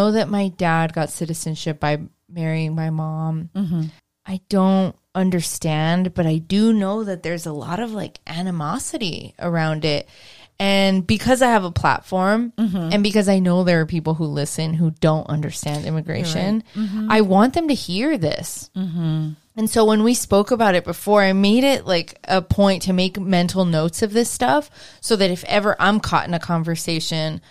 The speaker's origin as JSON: {"language": "English", "town": "Pasadena", "region": "California", "country": "United States", "tie": "born or raised there", "said": "I was born in Pasadena"}